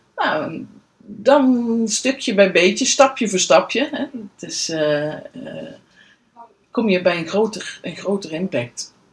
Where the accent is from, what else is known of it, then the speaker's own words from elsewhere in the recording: Veldhoven, North Brabant, Netherlands; woon in Veldhoven eigenlijk al heel mijn leven.